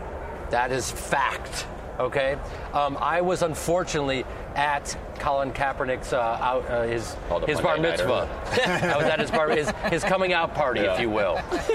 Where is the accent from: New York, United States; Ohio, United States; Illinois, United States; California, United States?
Illinois, United States; Chicago; I'm from Chicago